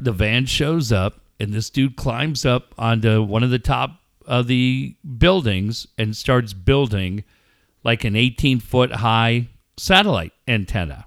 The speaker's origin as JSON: {"language": "English", "town": "Minneapolis", "region": "Minnesota", "country": "United States", "tie": "born or raised there", "said": "Growing up in Minneapolis, I lived in an apartment complex"}